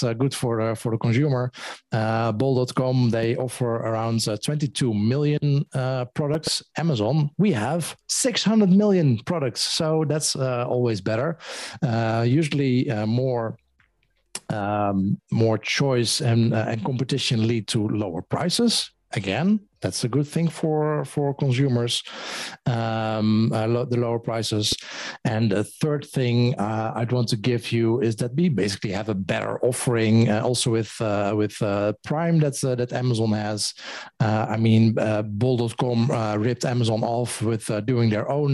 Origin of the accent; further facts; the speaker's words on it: Netherlands; I'm from the Netherlands